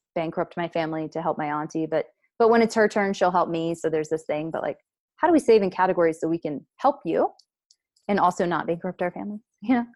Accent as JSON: {"language": "English", "country": "United States", "said": "I'm just an American gr-, woman"}